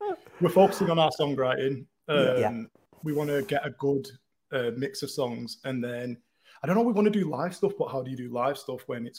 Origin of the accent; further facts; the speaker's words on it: Manchester, North West England, United Kingdom; Because we're in the hills. But we're in Chadderton. We're from Newton Heath. Yeah. So we're from Manchester.